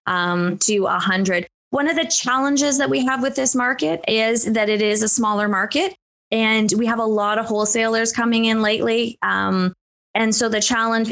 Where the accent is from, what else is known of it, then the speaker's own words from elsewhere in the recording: Toronto, Ontario, Canada; now in Kirkland Lake, Canada; growing up in Toronto